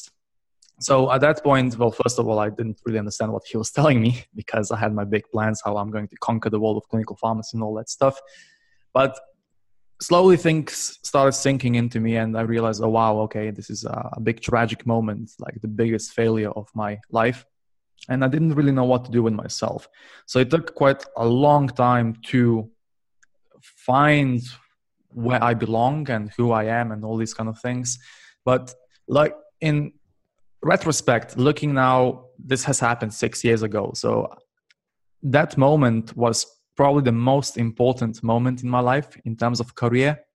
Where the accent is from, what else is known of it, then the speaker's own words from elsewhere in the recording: Slovenia; also born or lived in United Kingdom; now in Barcelona, Spain; I'm currently based in Barcelona, but originally I'm from Slovenia